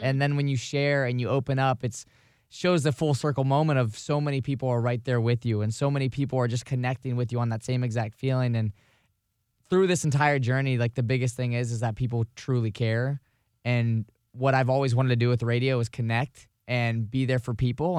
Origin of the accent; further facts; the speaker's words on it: Vero Beach, Florida, United States; moved away; my hometown in Vero Beach, which is across the state.